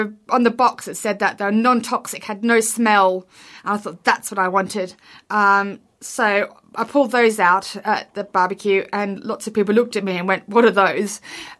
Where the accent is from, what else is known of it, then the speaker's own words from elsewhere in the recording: Brisbane, Queensland, Australia; moved away; I grew up in Brisbane, or lived in Brisbane most recently.